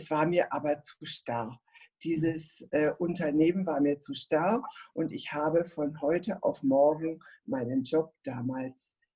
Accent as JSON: {"language": "German", "region": "Berlin", "country": "Germany", "tie": "born or raised there", "also_born_or_lived": "Nuremberg / Stuttgart", "moved": "yes", "said": "Ich bin in Berlin geboren und aufgewachsen und bin dann äh, nach, in den Raum von Nürnberg gegangen und dann später habe ich in Stuttgart geheiratet und habe viele, viele Jahre in Stuttgart gelebt"}